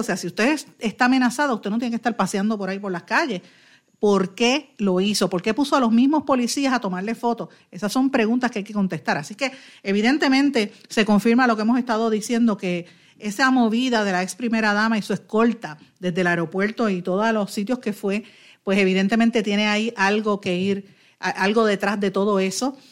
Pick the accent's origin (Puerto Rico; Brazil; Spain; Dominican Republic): Puerto Rico; nosotros como puertorriqueños